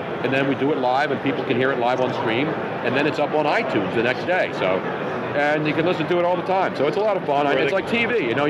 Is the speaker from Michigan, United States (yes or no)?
no; Philadelphia, Pennsylvania, United States; moved away; Philly's okay, even though it's my hometown.